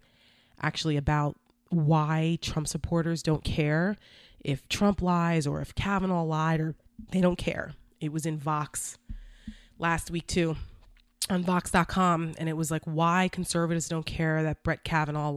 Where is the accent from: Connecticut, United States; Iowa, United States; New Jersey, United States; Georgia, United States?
New Jersey, United States; I'm from New Jersey